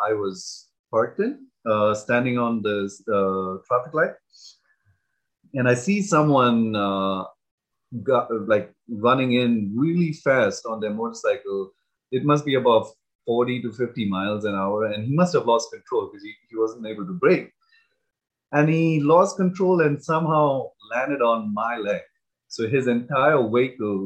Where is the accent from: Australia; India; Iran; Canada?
India; moved away as an adult; now in United States; growing up in India